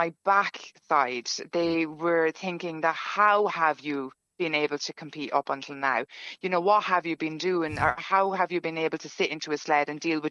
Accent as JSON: {"language": "English", "country": "Ireland", "moved": "yes", "lives_now": "Stockholm, Sweden", "said": "being the Irish that we were"}